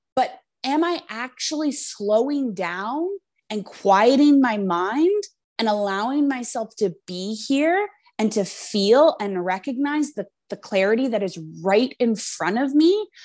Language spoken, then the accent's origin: English; Canada; we're both Canadian